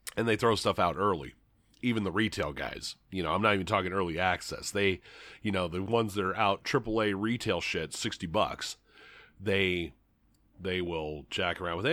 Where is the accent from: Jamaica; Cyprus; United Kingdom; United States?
United States; Grand Island, Nebraska; there's a ton of fast food in my hometown